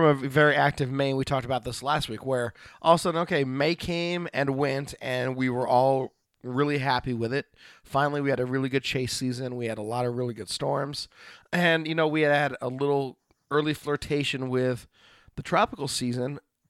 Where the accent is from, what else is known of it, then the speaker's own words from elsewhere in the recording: Oregon, United States; from Oregon.